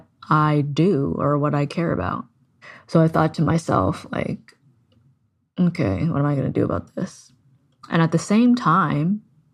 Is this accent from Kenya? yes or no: no; Canada; I'm Canadian